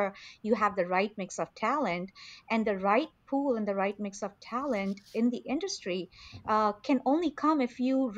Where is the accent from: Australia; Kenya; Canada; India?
India; moved away; I grew up in India in a very conservative family